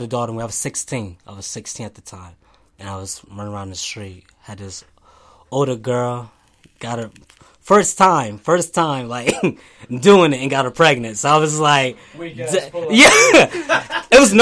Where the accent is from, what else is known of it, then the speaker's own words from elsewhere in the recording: Lancaster, Pennsylvania, United States; I was born in Lancaster.